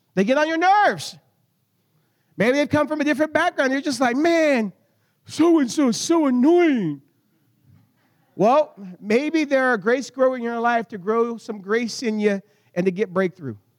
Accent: United States; I'm American

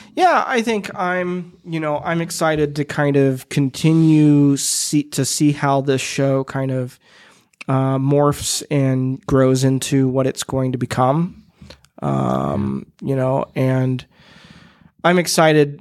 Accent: Midwest, United States; I'm a Midwesterner

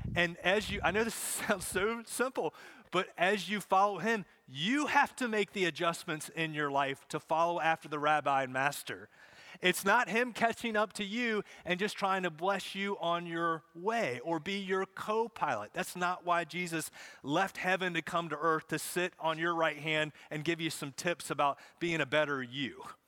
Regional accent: Charlotte, North Carolina, United States; I grew up in Charlotte, so I grew up watching races, going to races

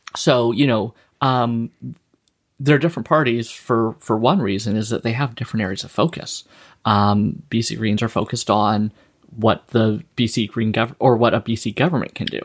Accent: Saskatchewan, Canada; also born or lived in the Maritimes; now in British Columbia, Canada; I'm from Saskatchewan originally

